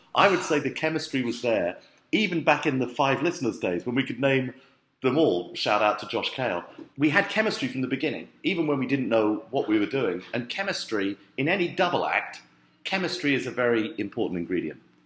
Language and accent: English; London, United Kingdom; it's where I grew up in London.